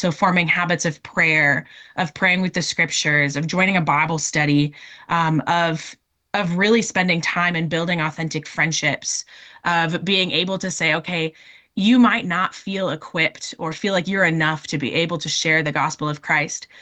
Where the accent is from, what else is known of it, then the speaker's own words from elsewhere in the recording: Minnesota, United States; moved away as an adult; also born or lived in North Dakota; now in Oregon, United States; I'm originally from Minnesota